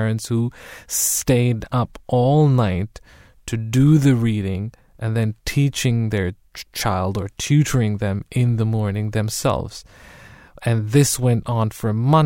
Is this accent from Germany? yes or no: yes; Germany; now in United Kingdom; growing up in Germany